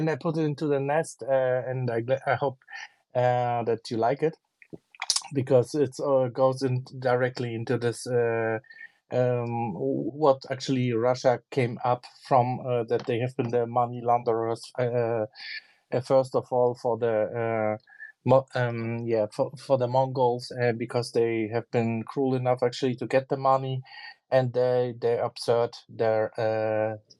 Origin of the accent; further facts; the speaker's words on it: Poland; I'm actually from Poland